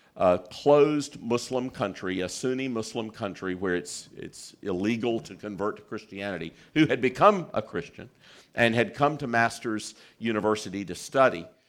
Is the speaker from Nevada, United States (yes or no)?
no; South Carolina, United States; I was born in South Carolina